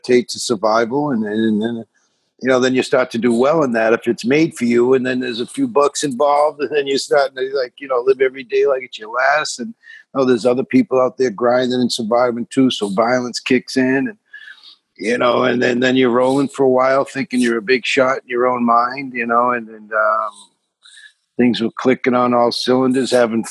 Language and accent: English; Boston, Massachusetts, United States; I'm from South Boston, which is like a 2 square mile section of Boston, you know, predominantly Irish